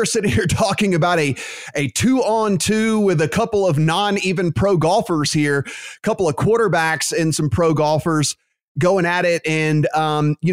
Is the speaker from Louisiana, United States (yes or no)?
yes; Louisiana, United States; my home state of Louisiana